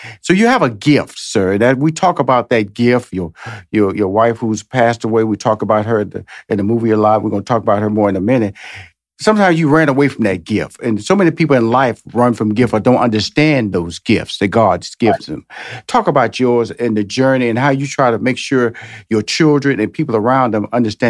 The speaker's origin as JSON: {"language": "English", "town": "Houston", "region": "Texas", "country": "United States", "tie": "born or raised there", "lives_now": "Dallas, United States", "said": "Well, I love that because, see, I was born and raised in Houston."}